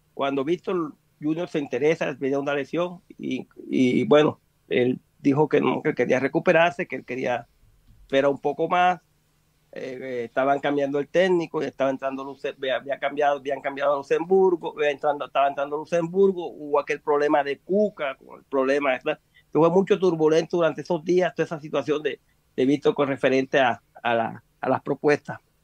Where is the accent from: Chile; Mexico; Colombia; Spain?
Colombia; now in Brazil; mi hija es brasilera, yo soy colombiano